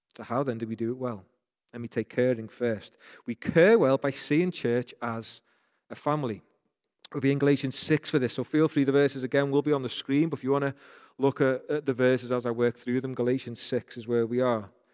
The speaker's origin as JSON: {"language": "English", "town": "Rainhill", "region": "North West England", "country": "United Kingdom", "accent": "Rain Hill accent", "said": "I'm from Rain Hill, so people from Rain Hill say \"Kerr\" like"}